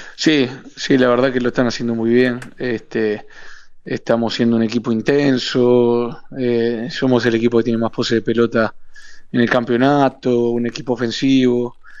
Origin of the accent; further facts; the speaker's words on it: Uruguay; moved away as an adult; also born or lived in Pachuca, Mexico; somos cinco uruguayos